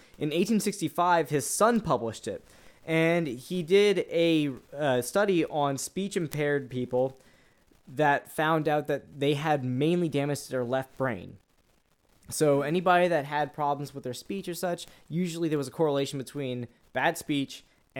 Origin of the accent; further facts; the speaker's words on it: New Orleans, Louisiana, United States; I'm not French, even though I'm from New Orleans and we have a lot of bastardized French names to pronounce.